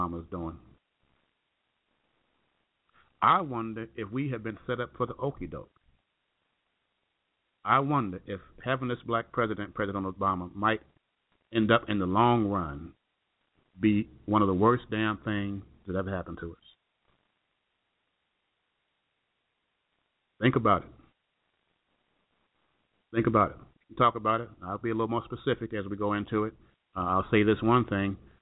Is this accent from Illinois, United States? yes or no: yes; Chicago, Illinois, United States; also born or lived in Waco, Texas; Chicago because that's my hometown, that's where I'm from